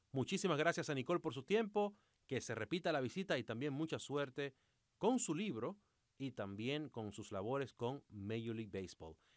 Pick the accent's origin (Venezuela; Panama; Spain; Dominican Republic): Dominican Republic; now in Miami, United States; en mi país, República Dominicana